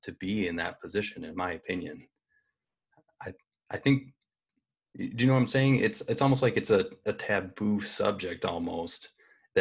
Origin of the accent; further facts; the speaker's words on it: Dimondale, Michigan, United States; we grew up in Diamonddale, Michigan